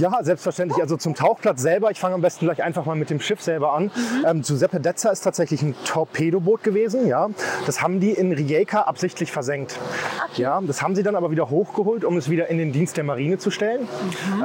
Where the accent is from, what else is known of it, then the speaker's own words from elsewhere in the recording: Osnabrück, Lower Saxony, Germany; now in Rovinj, Croatia; ich bin 34 Jahre alt, ich komme aus Osnabrück